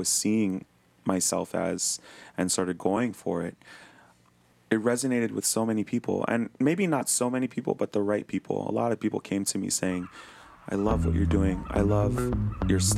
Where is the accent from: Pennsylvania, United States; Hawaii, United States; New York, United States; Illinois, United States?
Hawaii, United States; growing up in Hawaii as a Hawaiian